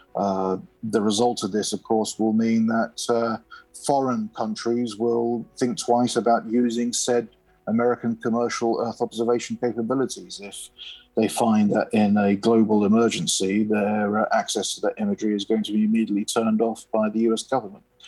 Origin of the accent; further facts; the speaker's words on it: United Kingdom; I'm a UK citizen